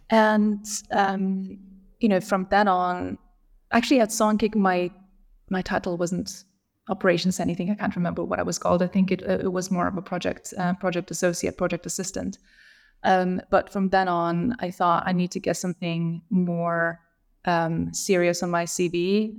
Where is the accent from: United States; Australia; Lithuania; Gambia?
Lithuania; I grew up in Lithuania, so I'm Lithuanian.